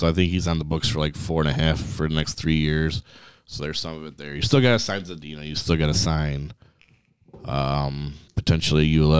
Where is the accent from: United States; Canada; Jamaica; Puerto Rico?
Canada; And being a Canadian, I thought he would.